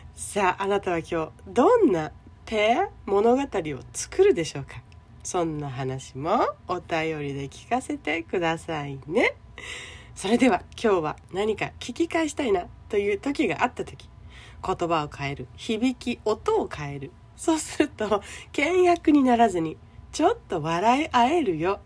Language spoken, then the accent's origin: Japanese; Okinawa, Japan; 沖縄生まれ沖縄育ち